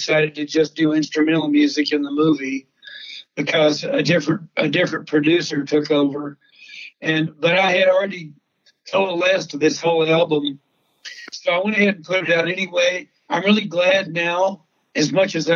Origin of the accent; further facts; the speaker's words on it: Texas, United States; my life growing up in Texas, being raised by ranchers and veterinarians